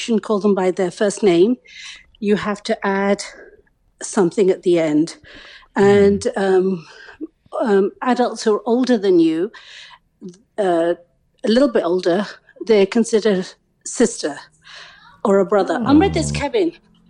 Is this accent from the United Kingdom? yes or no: yes; London, United Kingdom; moved away; also born or lived in Africa; I was born in Africa and then raised in England.